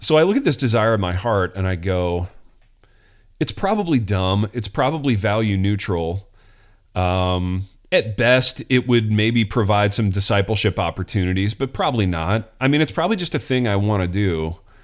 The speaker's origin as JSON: {"language": "English", "town": "Hartford City", "region": "Indiana", "country": "United States", "tie": "born or raised there", "said": "I'm in East Central Indiana at this point, a little town called Hartford City"}